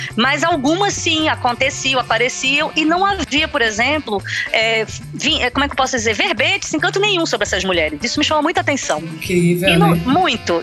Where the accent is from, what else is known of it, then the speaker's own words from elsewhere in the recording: Recife, Pernambuco, Brazil; moved away as an adult; now in Portugal; sou do Recife